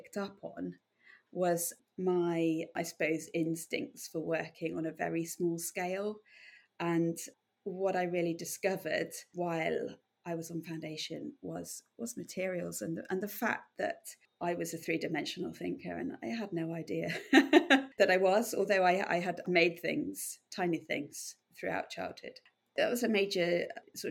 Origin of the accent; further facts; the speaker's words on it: North Dorset, South West England, United Kingdom; moved away as an adult; also born or lived in Edinburgh / Plymouth / Bath; I came from North Dorset, and I guess actually a very sheltered life in North Dorset, rural North Dorset